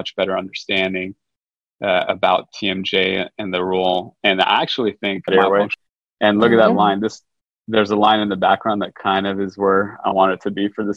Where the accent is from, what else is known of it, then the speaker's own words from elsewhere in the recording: Los Angeles, California, United States; moved away as an adult; also born or lived in New York City; now in Houston, United States; I grew up in Los Angeles, California